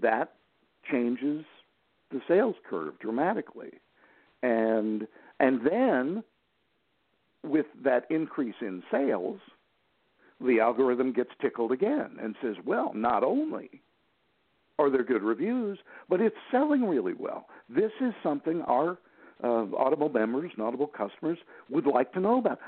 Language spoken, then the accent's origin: English; Gulf Coast, Florida, United States; I'm in uh, Gulf Coast, Florida